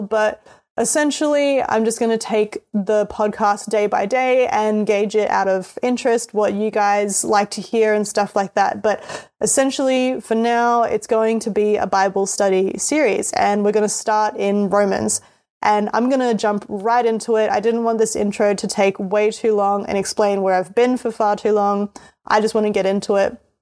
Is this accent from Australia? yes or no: yes; Australia; accent: Australian; I'm Australian, so that's why my voice sounds the way that it does.